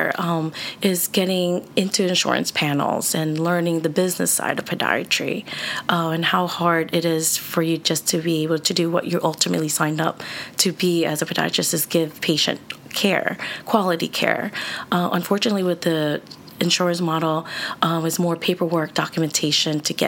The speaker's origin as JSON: {"language": "English", "town": "Philadelphia", "region": "Pennsylvania", "country": "United States", "tie": "born or raised there", "said": "I grew up in South Philly area"}